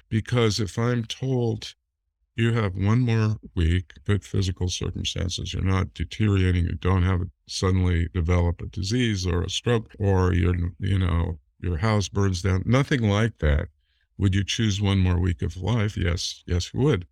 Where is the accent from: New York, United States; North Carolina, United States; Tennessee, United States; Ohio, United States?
Ohio, United States; Cleveland; I was born in Cleveland